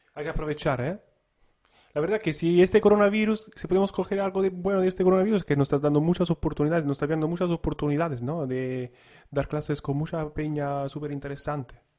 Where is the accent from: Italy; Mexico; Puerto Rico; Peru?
Italy; now in Spain; en mi tierra